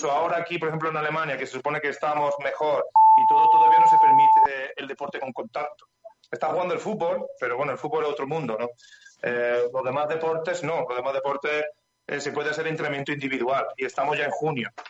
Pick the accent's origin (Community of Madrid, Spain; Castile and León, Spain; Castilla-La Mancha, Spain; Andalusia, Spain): Andalusia, Spain; Estepa; Yo de Estepa, Estepa, Sevilla.